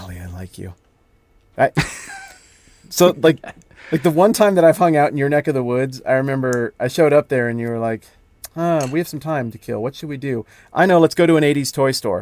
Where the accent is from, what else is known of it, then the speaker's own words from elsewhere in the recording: the West, United States; I'm from the West, where I like to do mountainy things